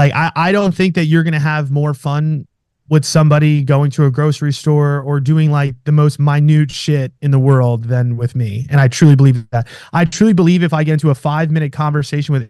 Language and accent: English; New York, United States; moved away as an adult; now in Scottsdale, United States; I'm from New York